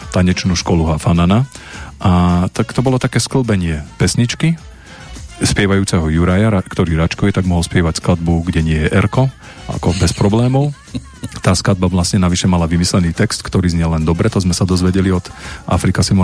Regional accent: Rimavská Sobota, Banská Bystrica Region, Slovakia; tam v, tej, v rámci tohto ja som bol doma v Rimavskej sobote a, a pozeral som Vivu

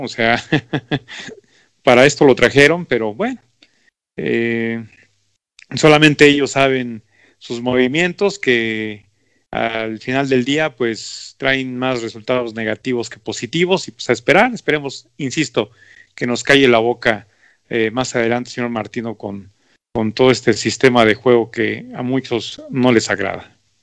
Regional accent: Mexico

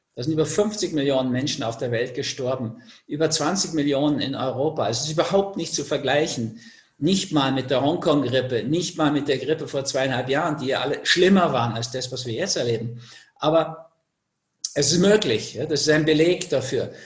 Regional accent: Austria; also born or lived in Switzerland; bei uns in Österreich

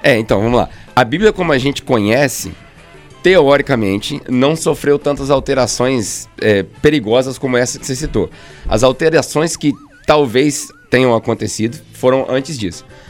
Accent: Volta Redonda, Rio de Janeiro, Brazil; moved away; also born or lived in Australia; eu sou de Volta Redonda.

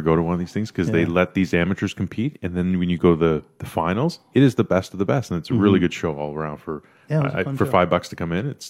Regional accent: India; now in Canada; I was born in India.

